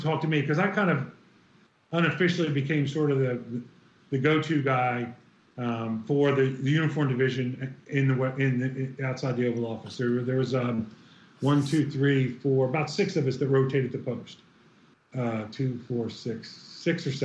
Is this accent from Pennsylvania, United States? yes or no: yes; Ridley Park, Pennsylvania, United States; I'm a kid from Ridley Park who barely got out of high school